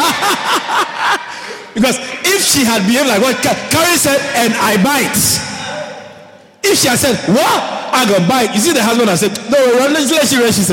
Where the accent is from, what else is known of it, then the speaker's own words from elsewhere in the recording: Guyana; I said, Guyana